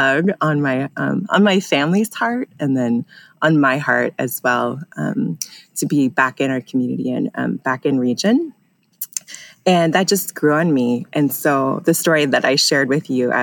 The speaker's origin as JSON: {"language": "English", "town": "Issaquah", "region": "Washington", "country": "United States", "tie": "born or raised there", "also_born_or_lived": "Seattle, Washington", "said": "I was actually born here in Seattle. I grew up in Issaquah, Washington."}